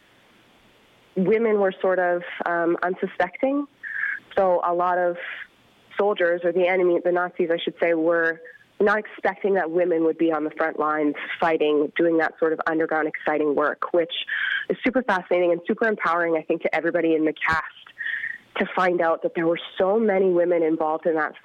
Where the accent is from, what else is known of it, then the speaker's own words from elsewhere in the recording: Calgary, Alberta, Canada; I am from Calgary, so I'm actually the only Calgarian in the show.